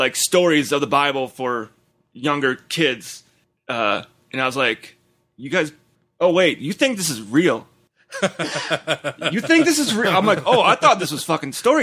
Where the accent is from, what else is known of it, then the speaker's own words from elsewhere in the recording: Wisconsin, United States; growing up in Wisconsin, there's a big Catholic, big Protestant